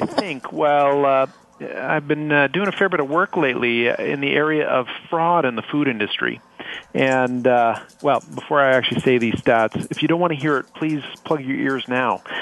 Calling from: Waterloo, Ontario, Canada; I'm calling from a sleepy little town called uh, Waterloo in Canada.

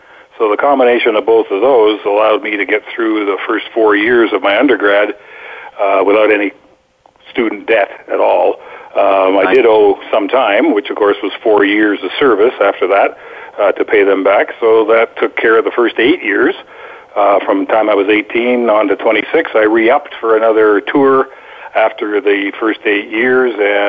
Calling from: Boquete, Chiriquí, Panama; I'm calling in from Boquete, Panama, where the stars have aligned, but the weather may not cooperate.

